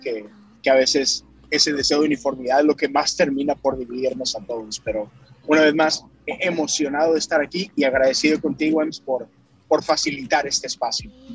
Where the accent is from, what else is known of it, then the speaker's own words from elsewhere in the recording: Monterrey, Nuevo León, Mexico; now in Houston, United States; Soy originario de Monterrey, Nuevo León, México, pero tengo ya, exacto, pero tengo ya 10 años aquí en Houston, Texas.